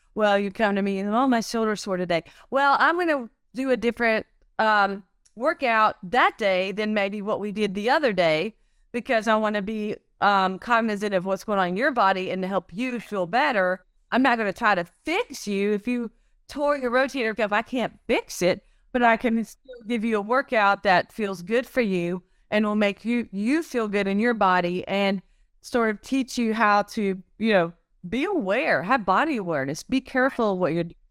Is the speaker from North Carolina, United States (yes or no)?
yes; Cartersville, North Carolina, United States; also born or lived in Arizona; I'm a local here. I grew up here in Cartersville and I went to East Forsyth High School